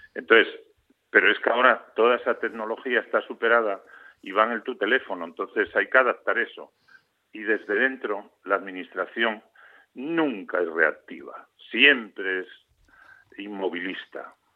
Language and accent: Spanish; Gijón, Asturias, Spain; also born or lived in Infiesto, Asturias / Oviedo; soy de infiesto, pero descubrí la mar, creo recordar, con el maestro de, allí, de mi pueblo, de Lozana, en de Sella. Pero a ver, realmente soy, un, eh, soy de allí, eh, o sea, me honro de haber nacido allí, eh, pero soy gijonés, ¿no? O sea, quiero decir que siempre viví en Gijón